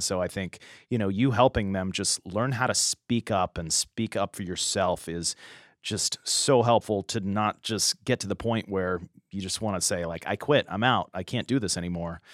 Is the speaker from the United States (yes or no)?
yes; San Diego, California, United States; growing up in the San Diego area, Shadow Mountain Church